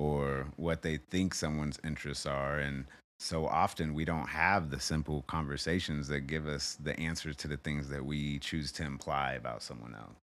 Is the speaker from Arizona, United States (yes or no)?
yes; Arizona, United States; also born or lived in Kansas City; a chapter in growing up in Arizona